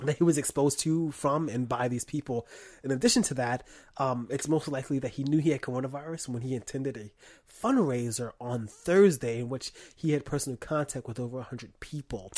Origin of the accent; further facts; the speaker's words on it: New York, United States; I'm from New York